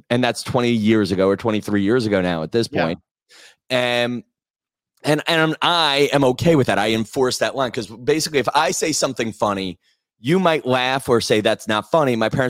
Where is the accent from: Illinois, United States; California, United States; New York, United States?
New York, United States; Massapequa; I have been taking chunks of my podcast where I may refer to my hometown of Massapequa, Long Island.